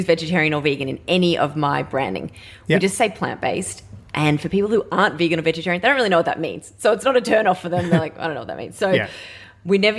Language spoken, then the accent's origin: English; Melbourne, Victoria, Australia; also born or lived in Northern Rivers, New South Wales; I'm from Melbourne. My family are tradies down here